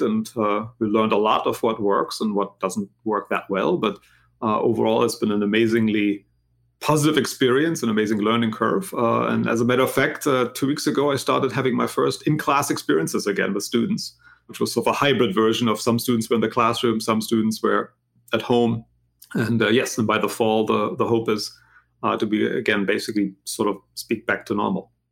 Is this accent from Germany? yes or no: yes; Germany; English is a second language; moved away as an adult; also born or lived in United States; now in Philadelphia, United States; as you can maybe hear from my accent. I'm not originally from this country. I'm actually from Germany, but I've been in this country now for a really long time. Uh, basically, left after high school.